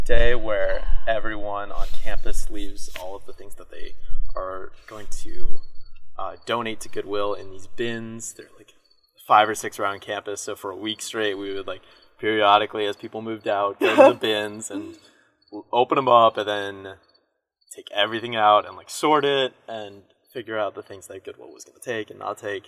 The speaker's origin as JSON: {"language": "English", "town": "Lexington", "region": "Virginia", "country": "United States", "said": "originally from Lexington, Virginia, which is this tiny town"}